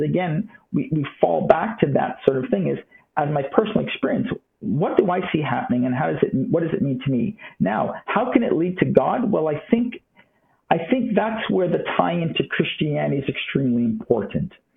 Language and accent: English; Toronto, Ontario, Canada; moved away as an adult; also born or lived in California; now in Florida, United States; I did grow up in Toronto, Canada